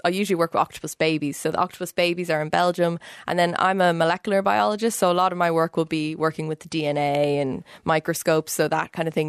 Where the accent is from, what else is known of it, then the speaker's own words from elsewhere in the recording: Dublin, Leinster, Ireland; moved away as an adult; now in Cambridge, United Kingdom; Yeah, so I'm Irish. I've lived in Dublin until I finished my PhD. I did my PhD in UCD, where I was studying the evolution of nervous systems in a jellyfish-type creature. And then I moved to Cambridge 4 years ago